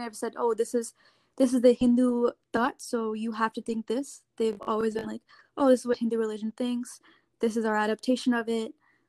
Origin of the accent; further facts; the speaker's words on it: St. Louis, Missouri, United States; also born or lived in India / California / New York / New Jersey; My first couple years, we moved around. We were in California, New York, New Jersey, before we settled in Missouri when I was five. And I've been living in St. Louis, Missouri since then.